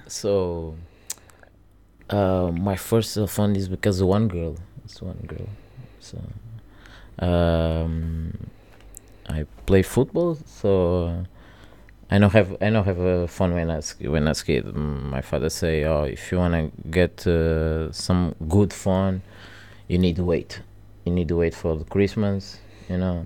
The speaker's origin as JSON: {"language": "English", "country": "Portugal", "tie": "born or raised there", "also_born_or_lived": "Angola", "second_language": "English", "said": "I go to Portugal very, very young, like my three years old."}